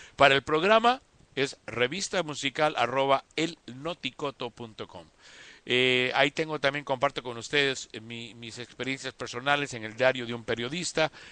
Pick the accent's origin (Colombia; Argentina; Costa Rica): Costa Rica; Costa Rica, que es mi tierra